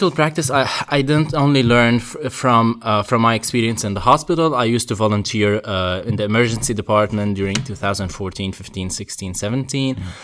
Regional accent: Syria; moved away as an adult; also born or lived in Ukraine; now in Oxford, United Kingdom; I'm half Syrian, half Ukrainian. Um, I lived. I, I, was born in Ukraine, lived there till I was five, and then my family and I basically moved to Syria.

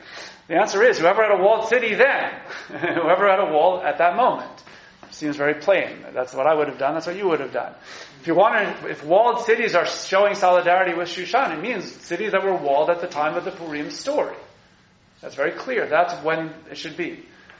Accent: New York, United States; as a New Yorker

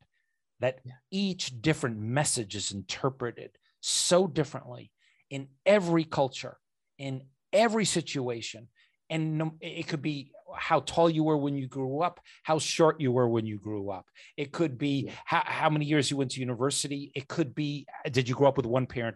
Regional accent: United States; I grew up in America

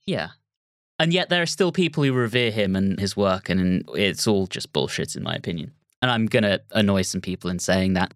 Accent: England, United Kingdom; also born or lived in Berkshire; I'm English

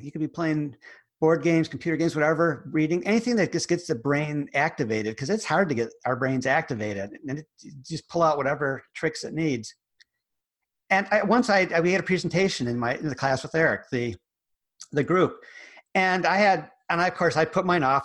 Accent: United States; accent: American; my American accent

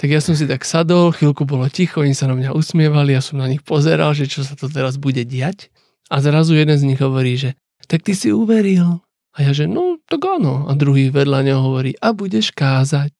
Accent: Slovakia; Ja, že zo Slovenska

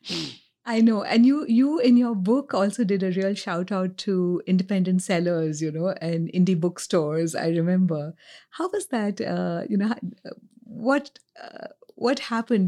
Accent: India; now in New York, United States; I grew up in India at a time pre-globalization

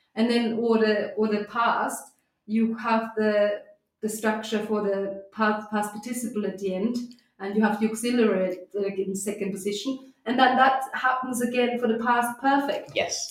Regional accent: Austria; first language German; English is a second language; now in United Kingdom; growing up in Austria, um, we where, where we speak a strong dialect

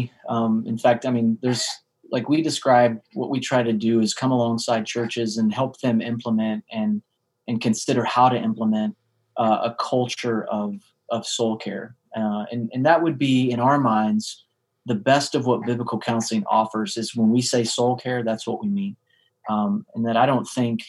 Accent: central part of the States, Central United States, United States; In the central part of the States.

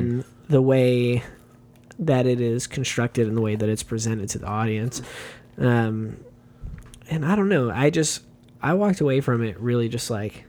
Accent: United States; as an American

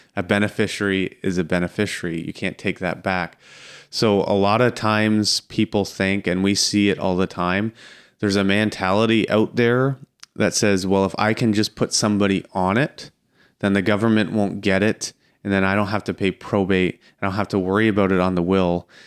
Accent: near Strathroy, Ontario, Canada; I grew up out near Strathroy

